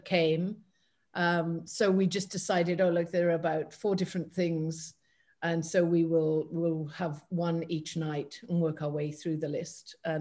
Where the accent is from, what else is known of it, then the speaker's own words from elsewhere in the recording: United Kingdom; being British